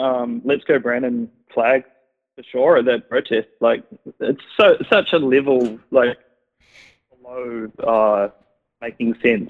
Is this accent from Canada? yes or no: no; Christchurch, Canterbury, New Zealand; I'm from Christchurch, right?